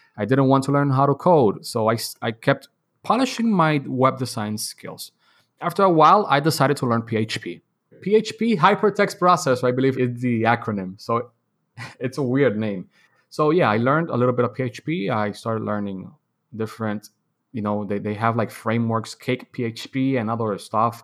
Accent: Dominican Republic; I was born and raised in Dominican Republic

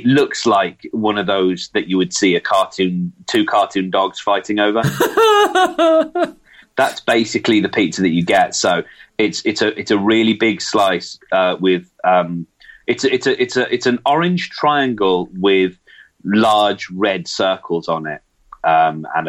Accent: England, United Kingdom; moved away; I'm English

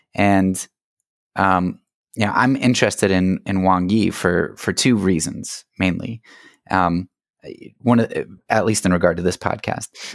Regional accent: United States; as an American

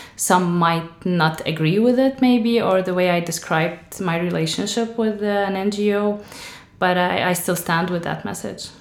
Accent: Syria; moved away as an adult; now in Ireland; I'm from Syria

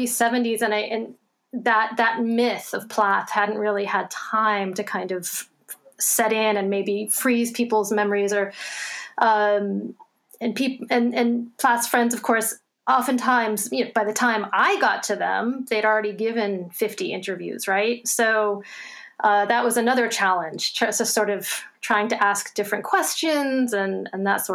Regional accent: Cape Cod, Massachusetts, United States; I'm actually from Cape Cod originally.

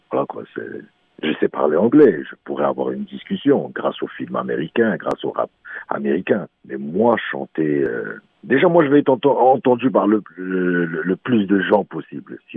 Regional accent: Morocco; Mon prochain album s'appelle … et … c'est encore là nous chez nous au Maroc, on a les chaînes de l'Atlas qui sont voilà quoi, c'est c'est grandiose

